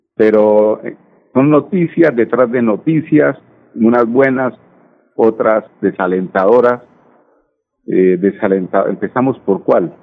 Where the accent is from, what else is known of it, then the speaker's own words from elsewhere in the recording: Colombia; somos nosotros los colombianos